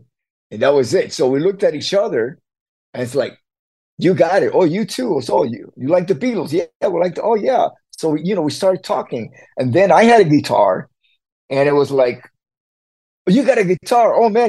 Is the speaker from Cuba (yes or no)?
yes; Havana, Cuba; When I was growing up in Havana, it was all mixed. Everybody lived together. We're all Cubans.